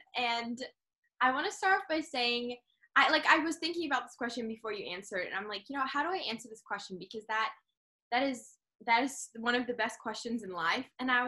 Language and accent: English; New Zealand; moved away; also born or lived in London, United Kingdom / United States; so I was born in London, but then my family spent some time living in America. Then I moved to New Zealand, and I grew up in New Zealand on a farm.